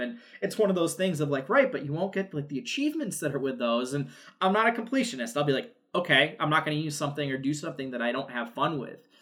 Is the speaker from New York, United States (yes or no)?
yes; New York, United States; I'm from New York. I grew up a Yankees fan just because it was the '90s, and I'm from New York.